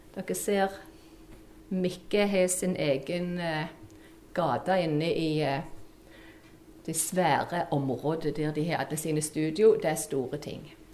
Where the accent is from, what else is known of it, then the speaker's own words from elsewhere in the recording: Bryne, Rogaland, Norway; accent: Jærsk; moved away as an adult; also born or lived in Kristiansand; Dere hører på mål at jeg er jærbu, jente ifra Bryne